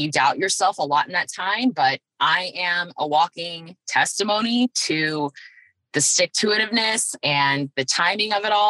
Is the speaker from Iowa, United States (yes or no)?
no; Phoenix, Arizona, United States; here I am in my hometown